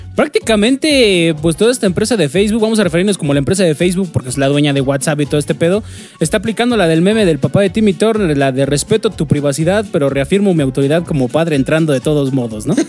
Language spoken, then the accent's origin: Spanish; Mexico; como mexicanos tenemos ese gran defecto de que nos caga leer